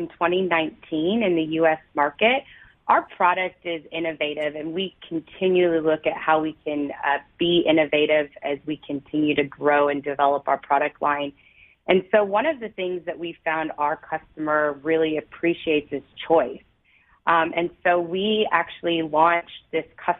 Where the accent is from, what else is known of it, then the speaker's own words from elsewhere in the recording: Toronto, Ontario, Canada; also born or lived in St. Catharines; I was born and raised in Toronto